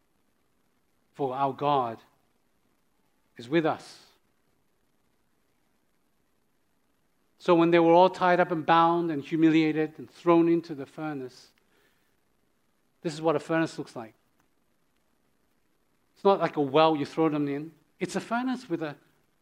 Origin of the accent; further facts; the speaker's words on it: Australia; moved away; I'm from Australia